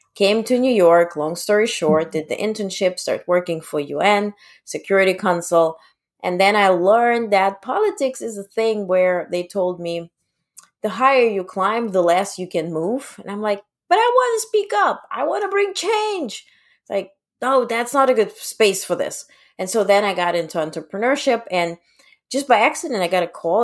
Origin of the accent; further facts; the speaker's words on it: Ukraine; moved away; I was born in Ukraine